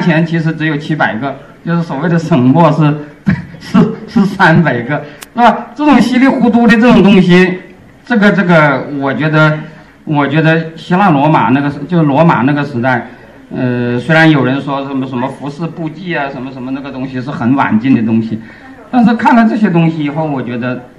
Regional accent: China; 就是我们中国人经常都说我们中华文明是世界上唯一延续了什么若干千年

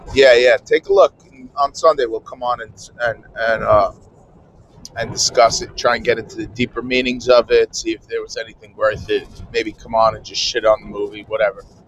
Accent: New Jersey, United States; I'm from New Jersey, so 10 Eastern

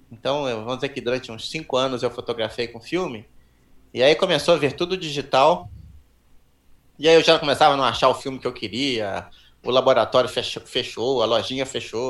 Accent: Petrópolis, Rio de Janeiro, Brazil; also born or lived in São Paulo; nasci em São Paulo, me mudei para Petrópolis, comecei a fazer trilha pelo clube de montanhismo lá

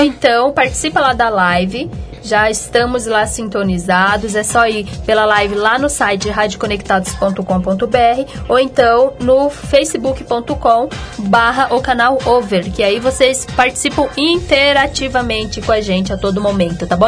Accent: Minas Gerais, Brazil; eu sou mineira

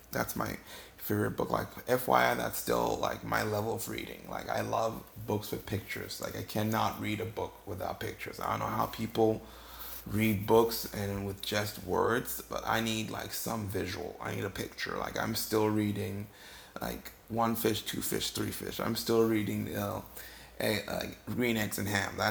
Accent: Ghana; now in United States; I'm originally from West Africa, Ghana. I was born and raised there. I lived there you know, most of my life before I moved here to the States.

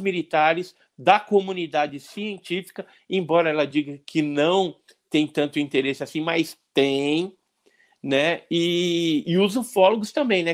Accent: Santos, São Paulo, Brazil; moved away; Eu nasci em Santos também.

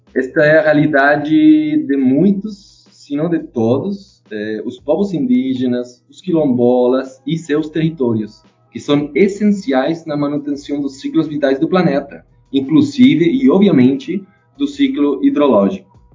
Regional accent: Chile; Portuguese is a second language; moved away as an adult; now in Brazil; eu sou chileno, né? Tô morando aqui no Brasil faz três anos.

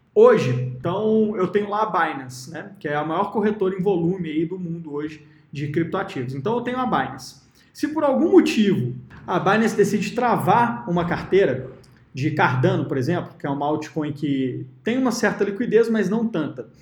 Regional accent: Minas Gerais, Brazil; como eu sou de Minas Gerais

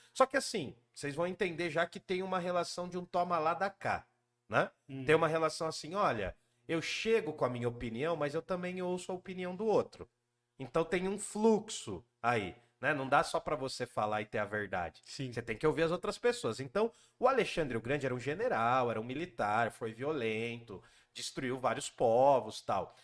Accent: Jundiaí, São Paulo, Brazil; moved away as an adult; also born or lived in Guarulhos / Mooca, São Paulo / República, São Paulo; nasci em Jundiaí

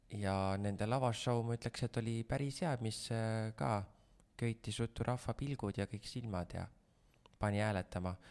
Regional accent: Vändra, Pärnu County, Estonia; ma olen Vändrast pärit

